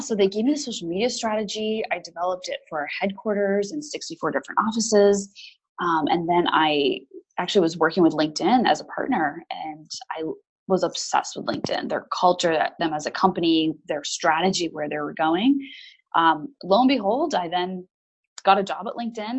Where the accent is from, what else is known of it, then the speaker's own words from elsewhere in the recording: United States; now in London, United Kingdom; I am an American living in London